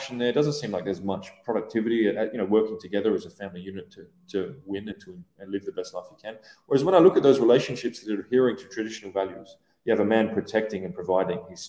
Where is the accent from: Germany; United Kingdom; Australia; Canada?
Australia; moved away as an adult; also born or lived in Iran / Iraq / Syria; now in Dubai, United Arab Emirates; I grew up in Oz